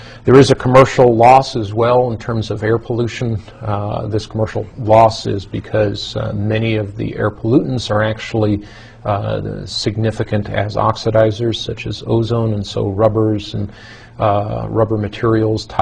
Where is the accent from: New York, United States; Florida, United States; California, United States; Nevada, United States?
New York, United States; growing up in New York, it was very common to rake your leaves